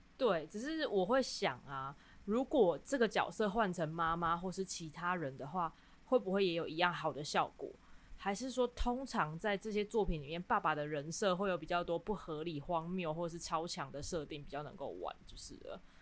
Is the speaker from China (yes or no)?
no; Kaohsiung, Taiwan; 我是高雄人